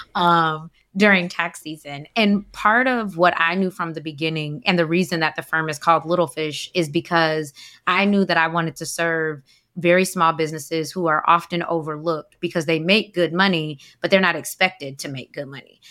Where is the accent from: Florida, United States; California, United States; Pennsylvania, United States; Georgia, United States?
Georgia, United States; Atlanta; moved away as an adult; now in Washington, D.C., United States; I'm from Atlanta, so I did corporate accounting there, decided to move to D C.